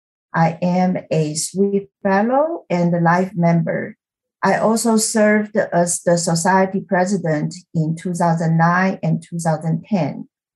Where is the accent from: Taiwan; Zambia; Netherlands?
Taiwan; moved away as an adult; also born or lived in Kansas / Alabama; now in United States; It's my great pleasure to be part of this podcast. I was born and raised in Taiwan. I came to the U.S. for graduate school study at the University of Kansas. I married a year later, moved to Alabama, and finished my master's degree in physics